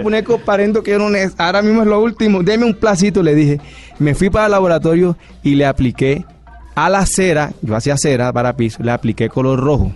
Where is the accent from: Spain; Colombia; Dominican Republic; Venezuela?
Colombia; Barranquilla, Atlántico; yo soy barranquillero